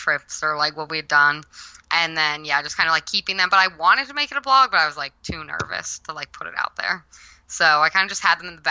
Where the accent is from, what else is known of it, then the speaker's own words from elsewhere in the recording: New Hampshire, United States; moved away as an adult; also born or lived in Melbourne, Florida; now in Florida, United States; I'm from New Hampshire, came to Florida to go to Florida Tech